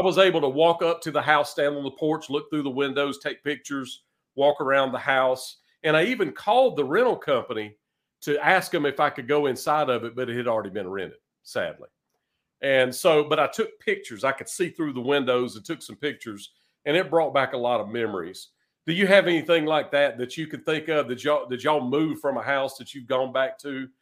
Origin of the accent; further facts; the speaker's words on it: eastern North Carolina, United States; moved away as an adult; also born or lived in Raleigh, North Carolina / Greenville, North Carolina / Richmond, Virginia; now in Nashville, United States; I was born in Raleigh, North Carolina, and raised in eastern North Carolina